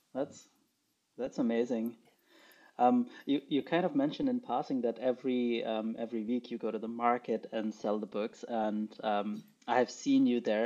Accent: Pakistan; moved away; I grew up in Pakistan. I did not grow up with these fairy tales.

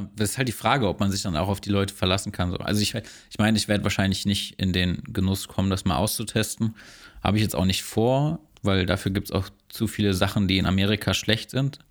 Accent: Germany; als Deutscher oder als Europäer

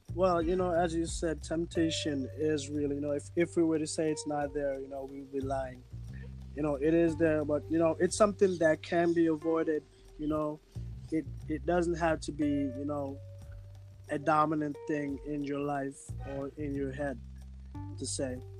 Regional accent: Montego Bay, Saint James, Jamaica; I'm from Jamaica, St. James, Montego Bay.

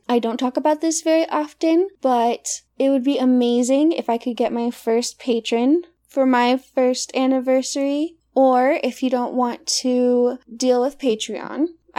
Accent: Hot Springs, Arkansas, United States; growing up in Hot Springs, Arkansas, as a mixed girl.

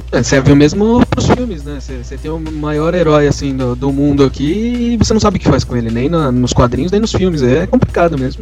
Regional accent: Guarulhos, São Paulo, Brazil; eu sou de Guarulhos

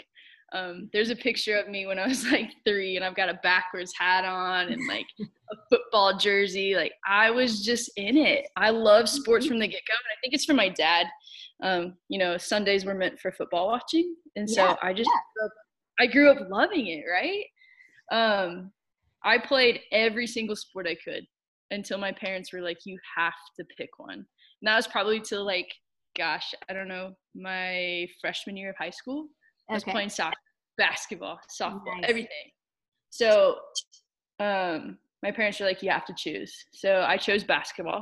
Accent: Olathe, Kansas, United States; I grew up in Kansas City, Kansas, Olathe, Kansas, to be specific

